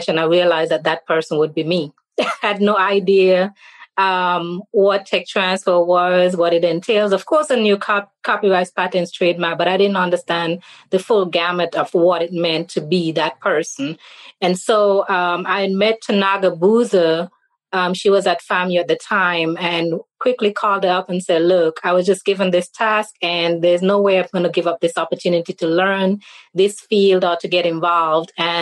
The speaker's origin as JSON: {"language": "English", "country": "St. Kitts & Nevis", "moved": "as an adult", "lives_now": "Jackson, United States", "said": "I'm from the Caribbean island of St. Kitts and Nevis"}